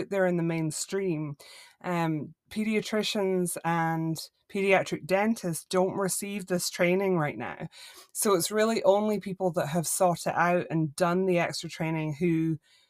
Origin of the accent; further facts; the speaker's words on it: Scotland, United Kingdom; moved away as an adult; also born or lived in Northeast Florida, United States; now in Florida, United States; I grew up in Scotland, but I've lived in the States for like 15 years since my kids were born.